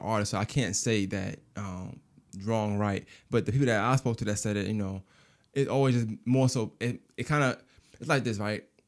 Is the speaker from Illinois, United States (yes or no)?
no; New York City, New York, United States; I'm from New York. You know, I'm from Brooklyn.